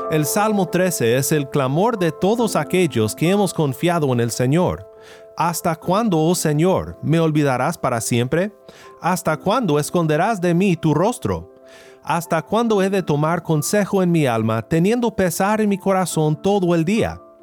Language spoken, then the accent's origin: Spanish; Sinaloa, Mexico; Crecí en Sinaloa, en un pueblo rodeado por siembras de trigo y maíz